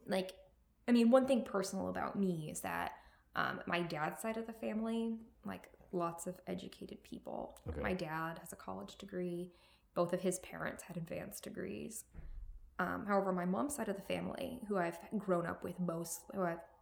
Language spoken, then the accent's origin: English; Fort Worth, Texas, United States; I grew up in North Texas, which is, you know, in Fort Worth